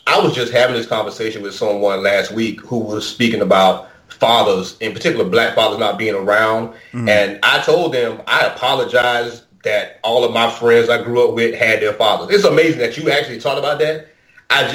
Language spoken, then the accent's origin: English; United States; growing up in Oakland Heights